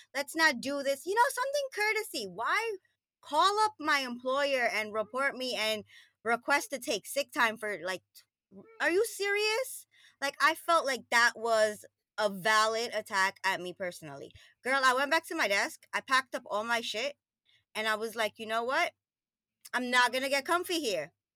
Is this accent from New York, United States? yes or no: yes; New York, United States; moved away as an adult; also born or lived in Trinidad and Tobago; now in New Jersey, United States; I grew up in Queens, New York